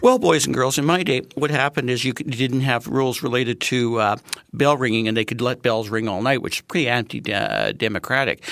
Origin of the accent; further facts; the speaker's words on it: Manitoba, Canada; now in Saskatchewan, Canada; I'm from Manitoba